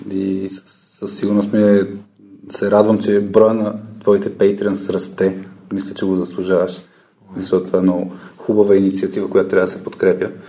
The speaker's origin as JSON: {"language": "Bulgarian", "town": "Burgas", "region": "Burgas Province", "country": "Bulgaria", "said": "От Бургас."}